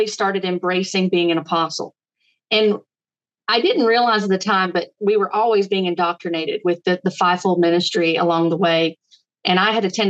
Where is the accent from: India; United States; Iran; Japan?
United States; Virginia; I am from Virginia. That's where we reside